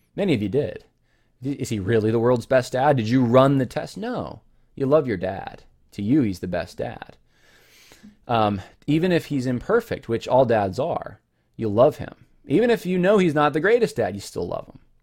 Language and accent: English; California, United States; I was born actually in California.